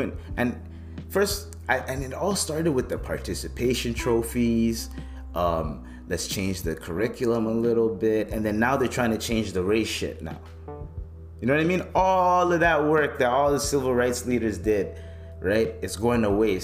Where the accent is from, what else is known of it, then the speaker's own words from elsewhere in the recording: Canada; growing up in Canada